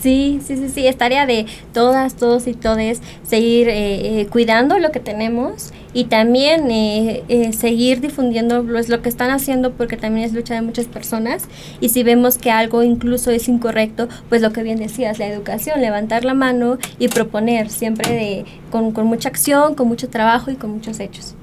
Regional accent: Mexico

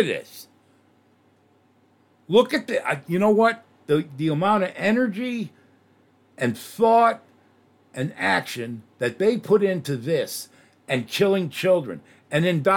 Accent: New York, United States; moved away; I come from New York

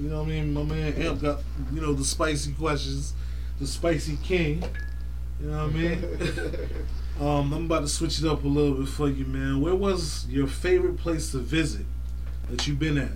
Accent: Florida, United States; I'm from Florida

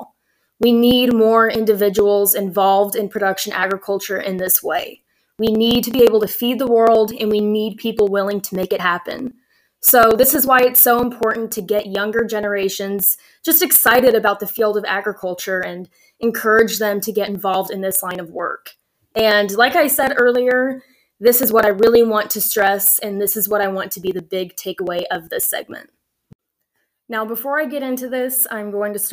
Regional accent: Central Valley of California, United States; moved away as an adult; now in Oklahoma, United States; I grew up in the Central Valley of California, and my family moved to California when I was very young

